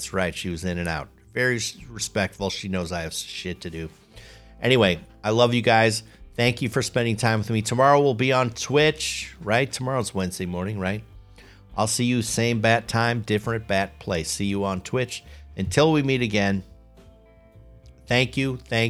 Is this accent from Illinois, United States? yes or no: yes; Chicago, Illinois, United States; accent: Chicago; now in Cincinnati, United States; I'm told that I have lost my Chicago accent. I'm here in the Cincinnati area, and my friends tell me, you don't sound like you're from Chicago.